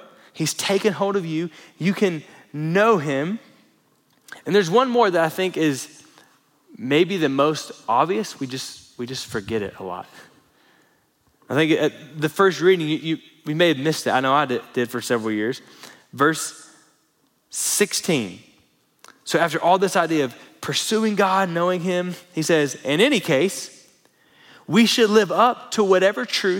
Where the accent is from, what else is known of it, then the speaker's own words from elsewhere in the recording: Florida, United States; now in Lubbock, United States; Growing up in Florida